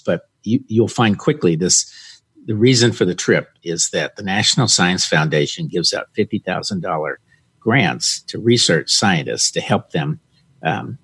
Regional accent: the South, United States; I'm a Southerner

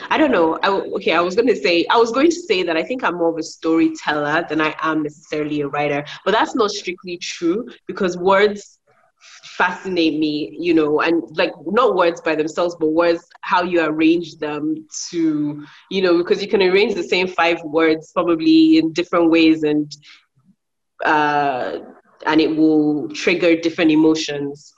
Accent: Nigeria; also born or lived in United Kingdom; I'm from uh, Nigeria as well. Um, also, I'm also British

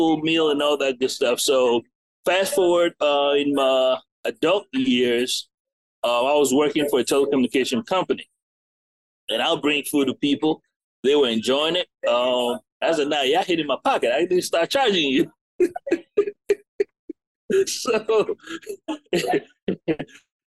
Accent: United States; also born or lived in England / Ghana / Beaufort, South Carolina; now in Columbia, United States; I'm English born, American raised, but I, you know, mainly have African parents

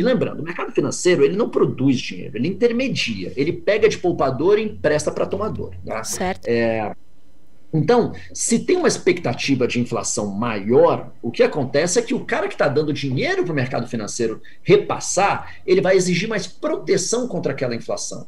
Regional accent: Brazil; me anuncio como sendo brasileiro

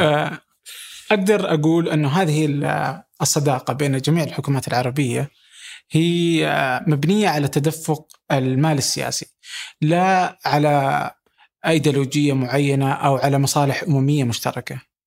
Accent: Saudi Arabia

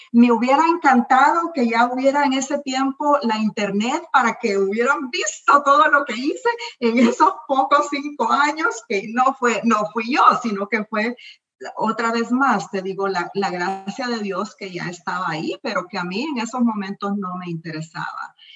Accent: El Salvador; moved away as an adult; also born or lived in Miami, United States; now in United States; mi país, El Salvador

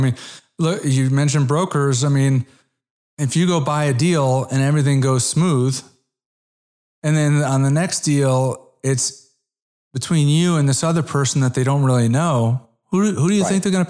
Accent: Connecticut, United States; also born or lived in South Florida; now in Dallas, United States; So I'm originally an East Coast guy. I'm from Connecticut. I spent 14 years in South Florida. And then I've been in the Dallas market for 11 or 12 years.

